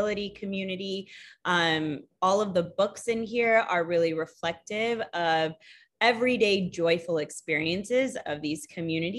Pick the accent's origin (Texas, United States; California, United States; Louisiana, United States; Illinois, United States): Texas, United States; also born or lived in India; now in West Palm Beach, United States; I moved to Texas with my family when I was young